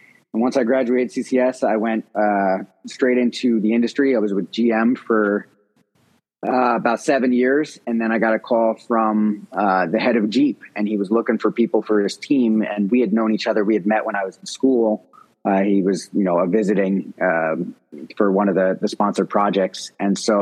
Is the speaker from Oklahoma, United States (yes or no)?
no; New Jersey, United States; moved away as an adult; also born or lived in Providence, Rhode Island / Detroit, Michigan; we grew up in New Jersey.